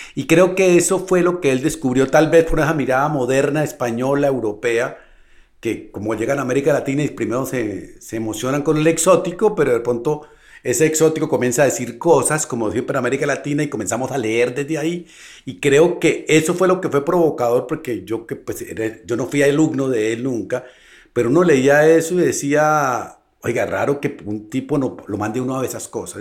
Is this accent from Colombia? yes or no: yes; Colombia; also born or lived in Bogotá; yo vengo de Colombia